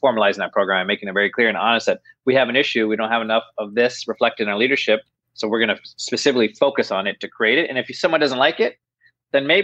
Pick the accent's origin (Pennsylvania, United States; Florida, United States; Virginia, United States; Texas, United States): Virginia, United States; Southern; I grew up in Southern Virginia.